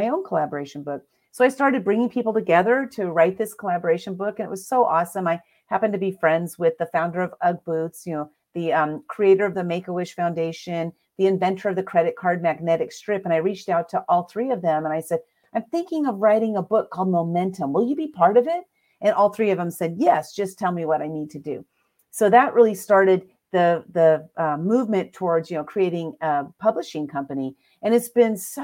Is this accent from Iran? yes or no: no; San Diego, California, United States; I'm from San Diego, California. I was born and raised.